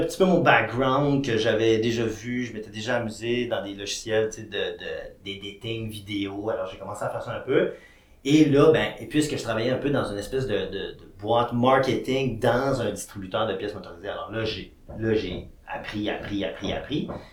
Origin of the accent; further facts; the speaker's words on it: Quebec, Canada; j'étais un petit gars originaire du Saguenay-Lac-Saint-Jean